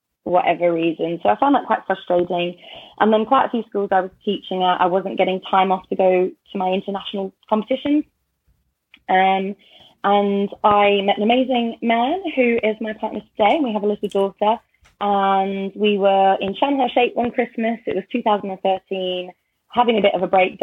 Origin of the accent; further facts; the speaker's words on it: Australia; moved away as an adult; now in United Kingdom; I grew up in Australia